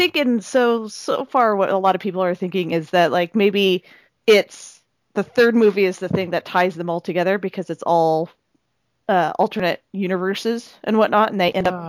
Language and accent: English; Seattle, Washington, United States; now in Edmonton, Canada; God, I miss Seattle. I miss my hometown.